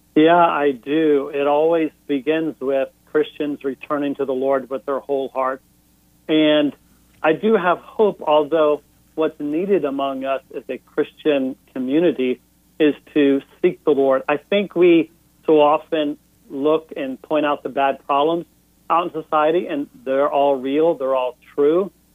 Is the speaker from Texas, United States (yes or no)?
yes; Houston, Texas, United States; moved away as an adult; also born or lived in Northeast United States; growing up in Houston, Texas